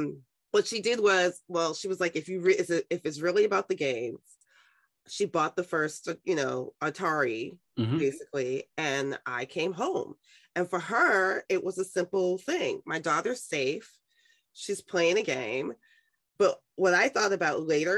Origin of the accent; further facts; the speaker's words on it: New York City, New York, United States; I was raised in Harlem